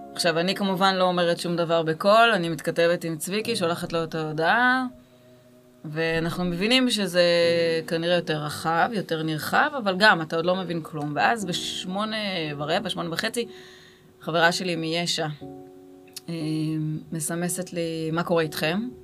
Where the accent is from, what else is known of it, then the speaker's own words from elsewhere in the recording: Gimzo, Central District, Israel; moved away as an adult; also born or lived in Beersheba; now in Kibbutz Alumim, Israel; אני במקור ממושב, מושב גימזו